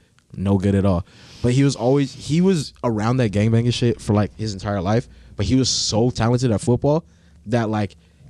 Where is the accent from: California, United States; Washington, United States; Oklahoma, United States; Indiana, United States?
California, United States; Long Beach; also born or lived in Artesia, California / Los Alamitos, California / Colorado; I grew up in Artesia with my mother and then Long Beach with my father.